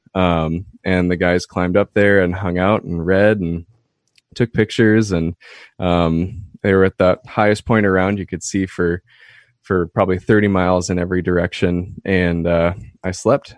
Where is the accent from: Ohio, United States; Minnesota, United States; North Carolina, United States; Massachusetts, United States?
Minnesota, United States; Minneapolis–Saint Paul; moved away as an adult; now in Duluth, United States; I grew up in the Twin Cities, uh, Minnesota.